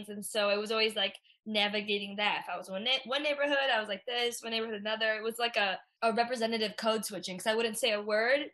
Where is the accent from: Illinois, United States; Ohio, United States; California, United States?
Illinois, United States; Chicago; I'm from Chicago